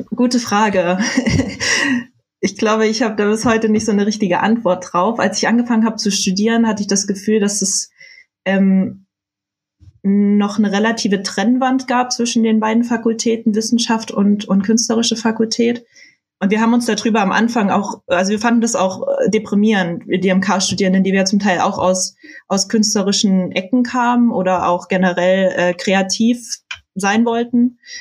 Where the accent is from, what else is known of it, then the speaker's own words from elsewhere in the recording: Saxony-Anhalt, Germany; moved away; ich komme äh, aus Sachsen-Anhalt, aus der Nähe von Halle an der Saale